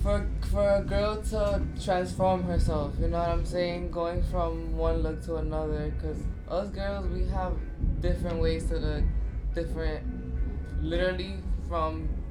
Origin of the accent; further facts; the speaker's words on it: New York City, New York, United States; I'm from the Bronx